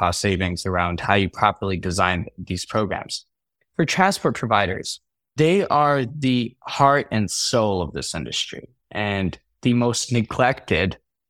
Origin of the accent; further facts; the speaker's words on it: Chicago, Illinois, United States; also born or lived in New York City; Especially, I grew up in Chicago, New York City. These weren't the safest places in the world.